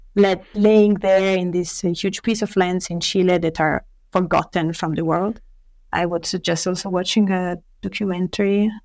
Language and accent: English; Italy; moved away as an adult; also born or lived in Paris, France; I was born in Italy, and uh, I studied for the first years of my life in a university here in Italy